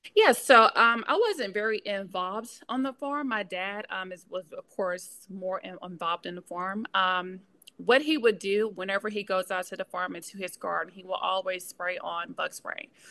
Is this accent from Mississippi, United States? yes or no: yes; Pope, Mississippi, United States; moved away as an adult; now in Memphis, United States; I am originally from Mississippi, a small town called Pope, Mississippi